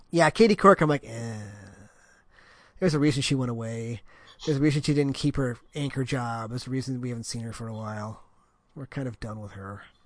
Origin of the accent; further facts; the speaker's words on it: United States; I'm American